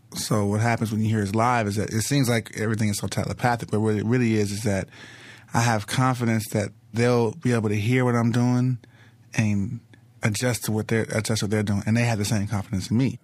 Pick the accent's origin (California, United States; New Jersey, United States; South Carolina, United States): California, United States; Los Angeles; South Central L A, South Central Los Angeles. I, you know, I grew up in first eight years of my life on, on seventy-fourth and Figueroa